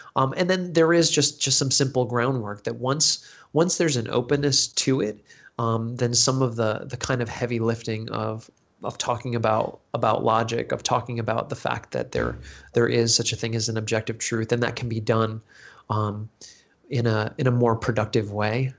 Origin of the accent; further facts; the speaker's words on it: United States; accent: American; my American accent